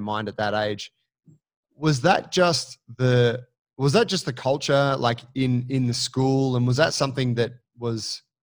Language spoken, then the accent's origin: English; Sydney, New South Wales, Australia; I grew up in Gladesville